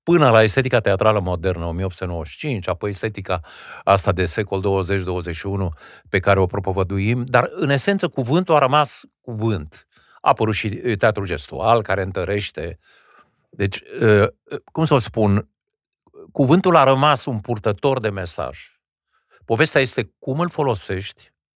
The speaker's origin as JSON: {"language": "Romanian", "area": "Wallachia", "region": "Argeș", "country": "Romania", "tie": "born or raised there", "said": "eu am învățat în țara românească. E adevărat, într-o zonă binecuvântată de Dumnezeu în județul Argeș"}